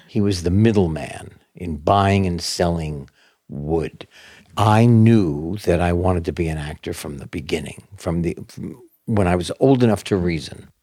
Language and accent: English; New York City, New York, United States; born or raised there